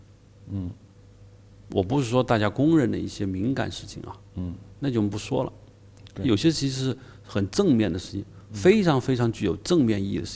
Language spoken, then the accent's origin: Chinese; China; 我们这日军的暴行是暴行的话，我们中国人杀，但日本人、日本的军国主义不会把我们中华文明毁了，没有这个担心